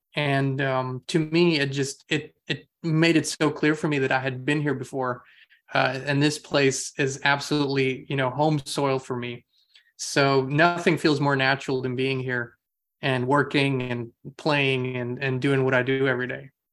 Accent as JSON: {"language": "English", "country": "Austria", "tie": "born or raised there", "moved": "yes", "said": "I'm from Europe originally, um, and grew up in Austria"}